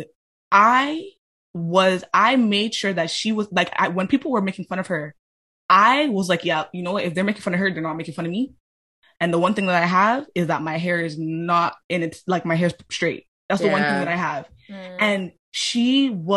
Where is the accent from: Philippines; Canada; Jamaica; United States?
Jamaica; I'm Black and I'm Jamaican